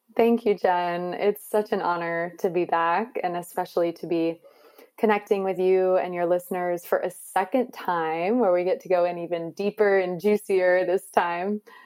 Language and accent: English; Maryland, United States; I grew up in Maryland in a pretty conservative environment